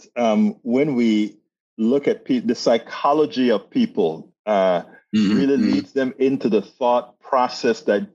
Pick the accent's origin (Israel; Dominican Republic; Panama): Panama; I'm from Panama. Yo soy Latino.